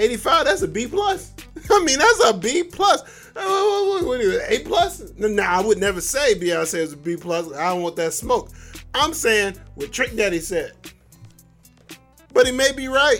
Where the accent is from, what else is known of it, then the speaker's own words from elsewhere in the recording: Florida, United States; I grew up in Florida. I've been around Florida. I live in Florida now